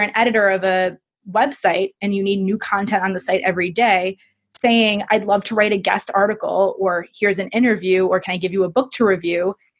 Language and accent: English; Midwest, United States; I mean, I'm from the Midwest and you're British, so we're all a little polite.